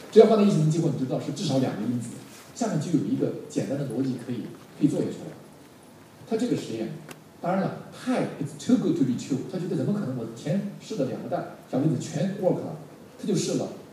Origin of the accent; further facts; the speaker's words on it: Henan, China; 我们荷兰人都这样，比较执着